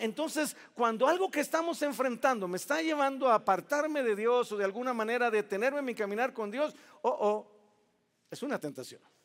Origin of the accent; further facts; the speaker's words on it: Veracruz, Mexico; Yo soy jarocho